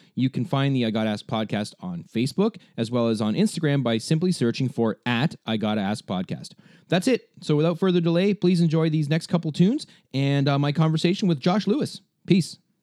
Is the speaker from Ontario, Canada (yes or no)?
yes; Ontario, Canada; I'm from Canada, right? From Ontario.